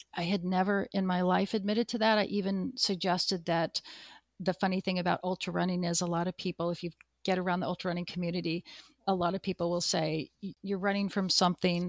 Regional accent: Pacific Northwest, United States; moved away; I grew up in the Pacific Northwest

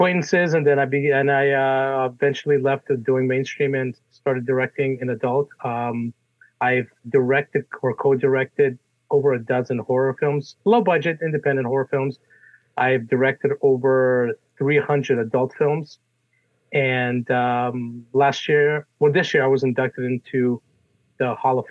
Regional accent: Russia; now in United States; I was born in Russia, and my family and I came out here in 1979 during the Cold War.

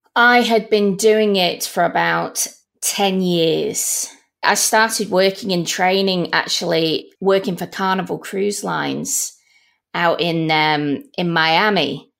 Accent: Manchester, North West England, United Kingdom; now in Melbourne, Australia; Originally from Manchester

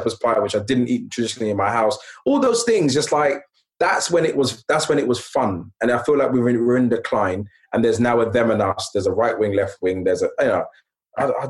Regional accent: London, United Kingdom; I grew up in Hackney in the 80s, late 80s

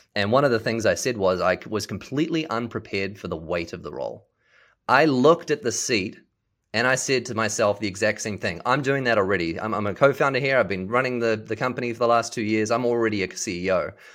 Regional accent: New Zealand; moved away as an adult; also born or lived in Seattle; now in Dallas, United States; I was born and raised in New Zealand

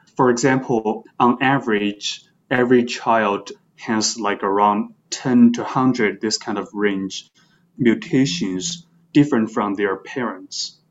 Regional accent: China; moved away as an adult; also born or lived in Beijing; now in New York, United States; I grew up in China and then I went to Beijing for my undergraduate studies

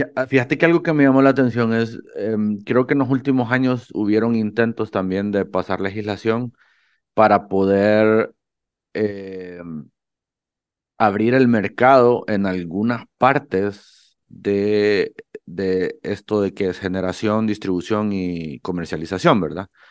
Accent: Honduras; en Honduras, que tenemos sol todo el día

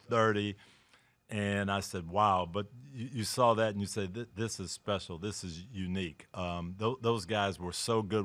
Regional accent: Detroit, Michigan, United States; We're from the Detroit area

